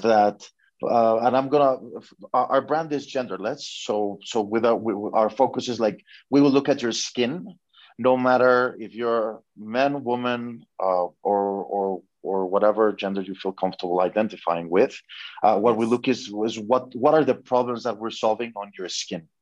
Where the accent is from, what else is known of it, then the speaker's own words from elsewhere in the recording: Mexico; I'm from Mexico